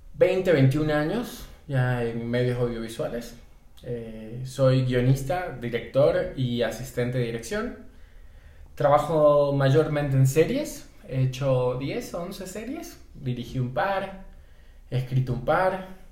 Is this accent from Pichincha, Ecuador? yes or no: no; Guayaquil, Guayas, Ecuador; moved away as an adult; also born or lived in Buenos Aires, Argentina / Quito, Ecuador; now in Mexico; Soy ecuatoriano, nací en Guayaquil, vivo en México hace aproximadamente unos 5 años